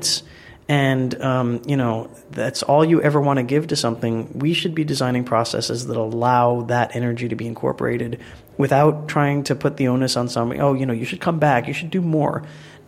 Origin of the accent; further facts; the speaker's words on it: New York, United States; now in London, United Kingdom; I'm from New York originally